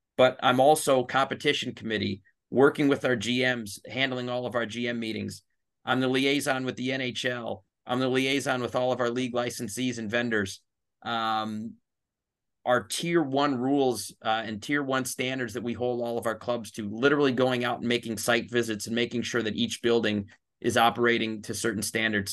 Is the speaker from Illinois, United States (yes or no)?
yes; Chicago, Illinois, United States; my hometown